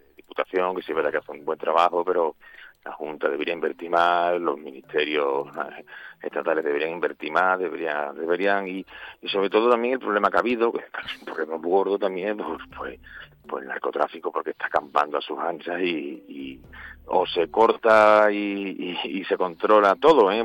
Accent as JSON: {"language": "Spanish", "town": "Badajoz", "region": "Extremadura", "country": "Spain", "tie": "born or raised there", "also_born_or_lived": "San Fernando, Cádiz", "moved": "yes", "said": "yo me criaba allí, pero bueno, yo digo que Badajoz es mi tierra"}